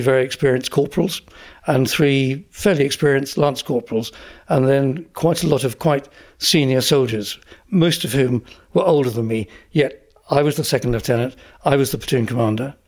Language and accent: English; Essex, East of England, United Kingdom; I grew up in Essex